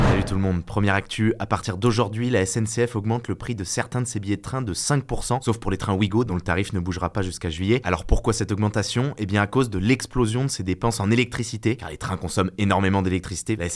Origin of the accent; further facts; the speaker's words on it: France; non, mais en tant que Français, non non